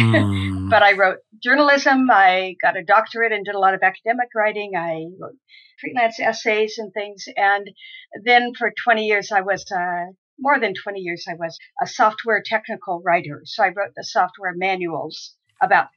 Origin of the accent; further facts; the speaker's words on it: Southern California, United States; also born or lived in Ipswich, Massachusetts; now in Amesbury, United States; I grew up in Southern California